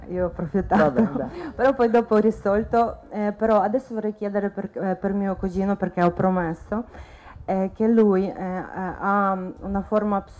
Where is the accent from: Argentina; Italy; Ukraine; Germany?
Ukraine; Kyiv; Italian is a second language; eh, vorrei chiedere non per me, eh, per mio cugino, vengo da Ucraina